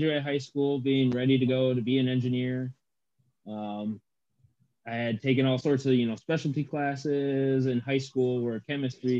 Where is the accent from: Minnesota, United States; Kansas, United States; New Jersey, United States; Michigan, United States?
Michigan, United States; Midland; also born or lived in Anchorage, Alaska / Dillingham, Alaska / Moses Lake, Washington; moved from Washington to Midland, Michigan. So if people are familiar with that area, that's where I ultimately grew up.